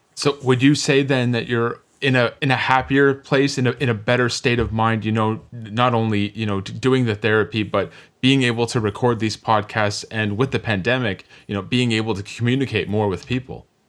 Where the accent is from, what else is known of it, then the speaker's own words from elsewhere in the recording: Toronto, Ontario, Canada; I myself was born and raised in Scarborough